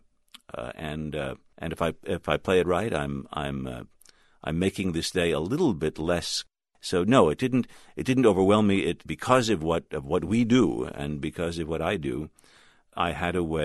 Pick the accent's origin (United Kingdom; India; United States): United States; New York; moved away as an adult; now in Washington, D.C., United States; I'm a New Yorker